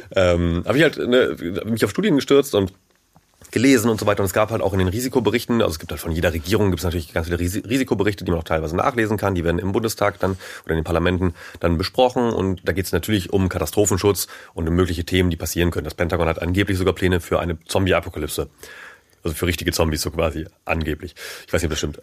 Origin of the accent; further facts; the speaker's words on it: near Wacken, Schleswig-Holstein, Germany; ich bin in der Nähe von Wacken groß geworden